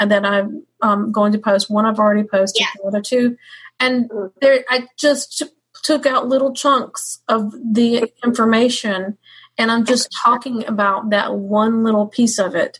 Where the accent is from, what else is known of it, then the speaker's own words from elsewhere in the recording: Georgia, United States; we're both Georgia girls, but she's got a little more Georgia in her than me